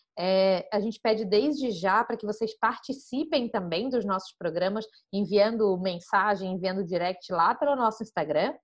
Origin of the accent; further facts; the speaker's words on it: Florianópolis, Santa Catarina, Brazil; sou de Floripa